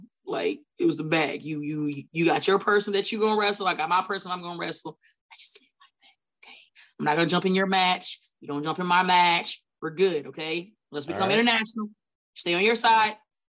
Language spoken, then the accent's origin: English; New York, United States; I'm from Bidaho, New York. So I do what I want.